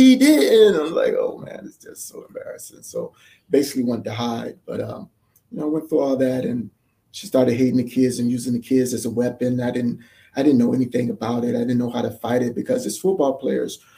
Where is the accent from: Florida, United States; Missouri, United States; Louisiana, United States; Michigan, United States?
Florida, United States; Miami; I'm from Miami